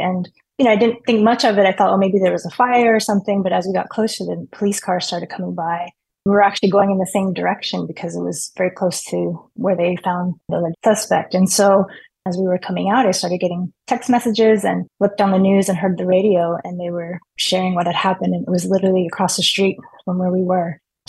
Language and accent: English; Torrance, California, United States; now in San Diego, United States; Yeah, so I was born and raised in Torrance, and my parents still live there. And so my family lives in San Diego